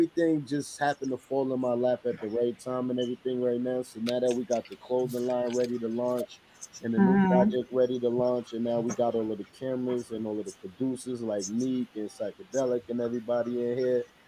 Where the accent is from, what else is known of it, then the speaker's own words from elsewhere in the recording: New York City, New York, United States; I'm from Queens, New York